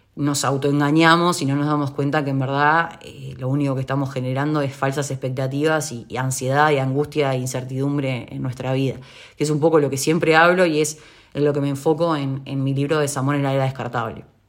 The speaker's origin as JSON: {"language": "Spanish", "country": "Uruguay", "said": "en Uruguay, es el país de donde yo soy"}